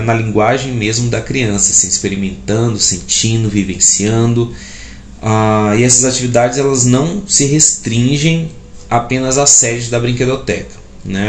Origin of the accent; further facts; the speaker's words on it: Parnaíba, Piauí, Brazil; moved away as an adult; now in Goiás, Brazil; eu sou nascido e educado em Parnaíba, no Piauí